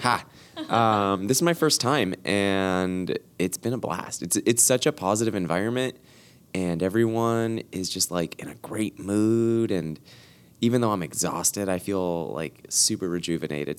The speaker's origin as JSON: {"language": "English", "town": "Los Angeles", "region": "California", "country": "United States", "tie": "born or raised there"}